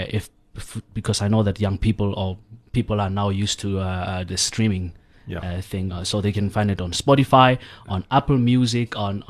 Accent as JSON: {"language": "English", "town": "Kroonstad", "region": "Free State", "country": "South Africa", "tie": "born or raised there", "said": "I grew up in Kronstadt, in the Free State."}